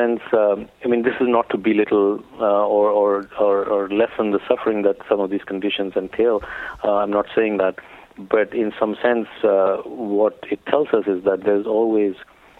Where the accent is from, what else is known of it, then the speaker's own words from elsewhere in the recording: India; growing up in India